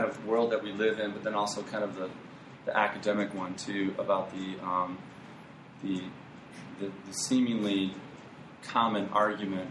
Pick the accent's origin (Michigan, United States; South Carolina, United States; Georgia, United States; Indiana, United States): Michigan, United States; Ann Arbor; I was born in Ann Arbor.